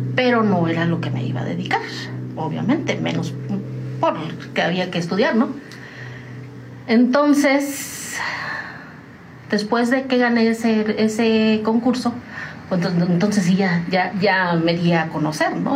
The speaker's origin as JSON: {"language": "Spanish", "town": "Tamazunchale", "region": "San Luis Potosí", "country": "Mexico", "tie": "born or raised there", "also_born_or_lived": "United States", "moved": "as an adult", "lives_now": "San Juan del Río, Mexico", "said": "yo soy de San Luis Potosí, de la Huasteca Potosina, orgullosamente huasteca, de un pueblo, bueno, ya no es pueblo, ya es una ciudad, se llama Tamazunchale"}